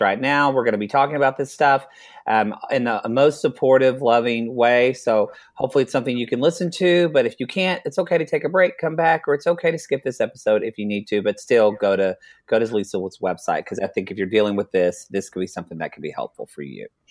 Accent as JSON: {"language": "English", "region": "Oklahoma", "country": "United States", "said": "I'm from Oklahoma"}